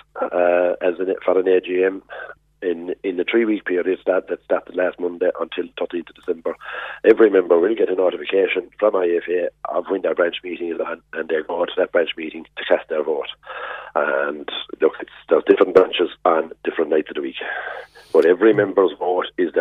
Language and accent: English; Ireland; as Irish and European farmers, we are tied into producing beef